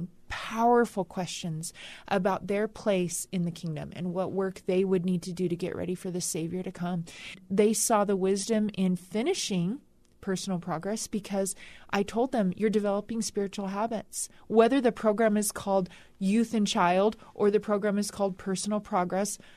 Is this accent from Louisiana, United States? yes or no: no; California, United States; I grew up in California